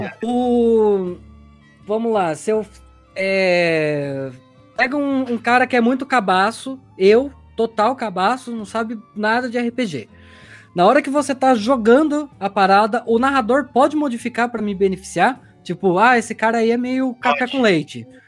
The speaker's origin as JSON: {"language": "Portuguese", "town": "Tatuí", "region": "São Paulo", "country": "Brazil", "said": "eu venho de Tatuí, né? É uma cidadezinha do interior"}